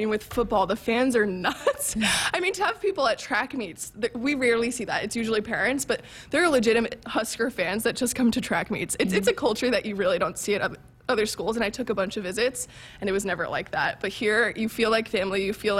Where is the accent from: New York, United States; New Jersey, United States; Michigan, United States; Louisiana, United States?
New Jersey, United States; Right. I'm from New Jersey. I'm going to be honest. I had no idea where Nebraska was